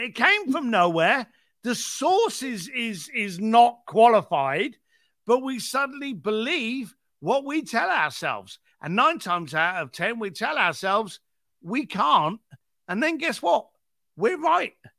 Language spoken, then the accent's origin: English; London, United Kingdom; moved away as an adult; now in Los Angeles, United States; I was a bricklayer from East London